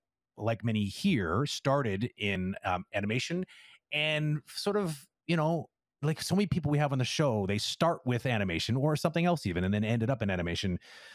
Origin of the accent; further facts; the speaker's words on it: England, United Kingdom; it feels weird even saying it out loud, even though I'm English.